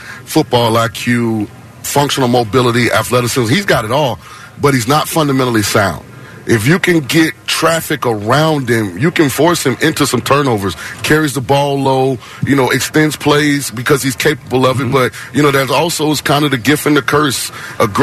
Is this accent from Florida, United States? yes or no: yes; St. Petersburg, Florida, United States; I'm from St. Petersburg, so I'm home